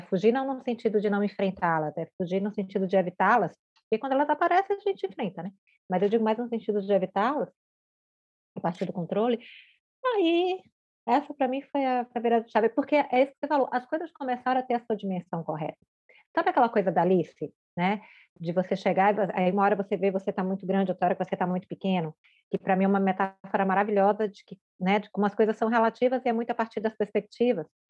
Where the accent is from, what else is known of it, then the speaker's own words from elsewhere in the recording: Bahia, Brazil; moved away as an adult; now in Florianópolis, Brazil; embora eu não seja baiana de nascimento, eu sou baiana porque eu cresci na Bahia, né, desde os dois anos de idade